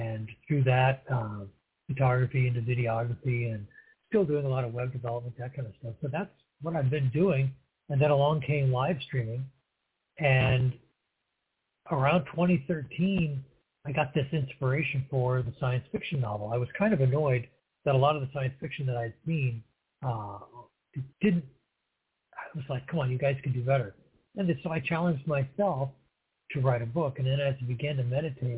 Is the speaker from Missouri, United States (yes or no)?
yes; St. Louis, Missouri, United States; also born or lived in New Mexico / Eureka, Missouri; I was born in St. Louis, Missouri, and I was, that was back before 1960, I'll put it that way. And I grew up out in St. Louis County